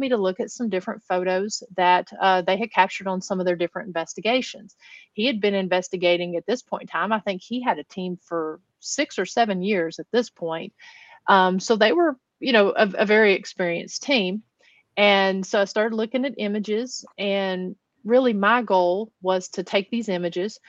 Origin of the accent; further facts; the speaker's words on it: Huntsville, Tennessee, United States; I grew up here in the Appalachian Mountains of East Tennessee